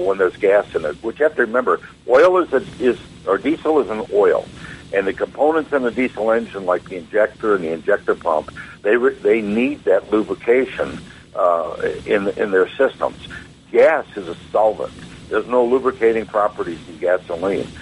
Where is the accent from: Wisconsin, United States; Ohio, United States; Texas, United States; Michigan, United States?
Wisconsin, United States; moved away; I'm from Wisconsin originally, and up there it gets quite cold